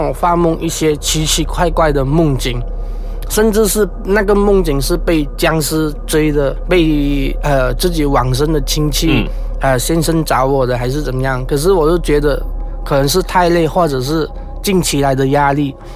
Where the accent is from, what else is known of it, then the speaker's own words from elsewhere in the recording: Malaysia; 我的家乡是新村